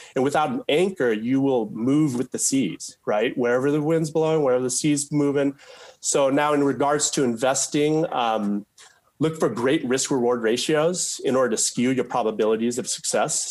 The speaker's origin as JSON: {"language": "English", "town": "Mukilteo", "region": "Washington", "country": "United States", "tie": "born or raised there", "said": "we were raised in Mukilteo, Washington, a suburb of Seattle"}